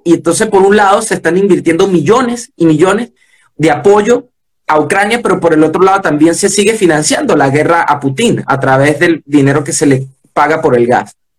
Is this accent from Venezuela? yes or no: yes; Venezuela; soy venezolano